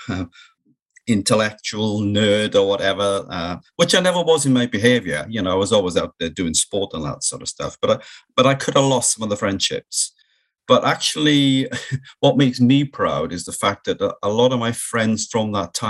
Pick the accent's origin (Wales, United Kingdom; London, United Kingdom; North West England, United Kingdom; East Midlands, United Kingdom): Wales, United Kingdom; South; it's very much a mining community that I was brought up in Wales.